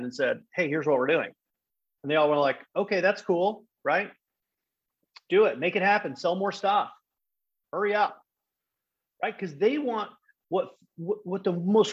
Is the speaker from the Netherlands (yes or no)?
yes; Netherlands; moved away as an adult; also born or lived in England; I'm from the Netherlands. If you didn't know that, now you know. Born and raised.